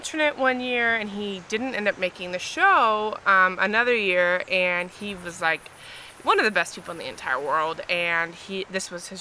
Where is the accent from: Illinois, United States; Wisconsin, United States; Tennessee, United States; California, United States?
California, United States; Eastvale; also born or lived in Alabama; now in North Hollywood, United States; I'm from Eastvale, California. I was born and raised in the Inland Empire, and I ended up going to school in Alabama